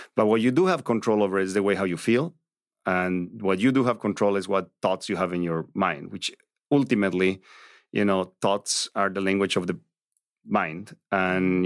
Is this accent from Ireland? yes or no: no; Bolivia; English is a second language; moved away as an adult; also born or lived in Santa Barbara, United States; now in Los Angeles, United States; I grew up a Catholic in, in Latin America. You know, I was born in Bolivia